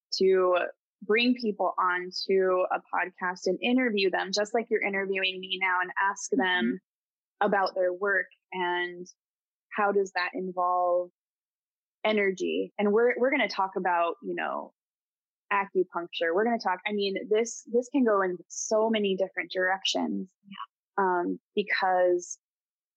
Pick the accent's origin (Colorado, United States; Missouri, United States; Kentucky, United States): Colorado, United States; also born or lived in California; now in East Coast, United States; I grew up in Colorado. I lived in California for a bit. I moved to the East Coast